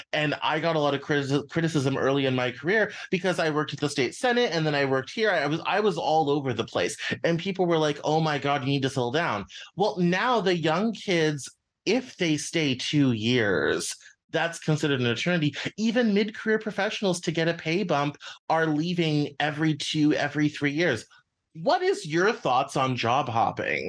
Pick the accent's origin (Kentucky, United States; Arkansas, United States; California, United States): Arkansas, United States; Northwest; I grew up in Northwest Arkansas